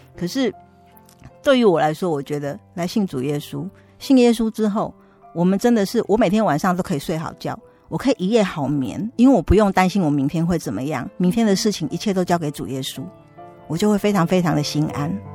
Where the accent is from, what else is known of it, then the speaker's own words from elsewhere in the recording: Taipei, Taiwan; 我娘家现在在民生社区附近，也是离松山教会很近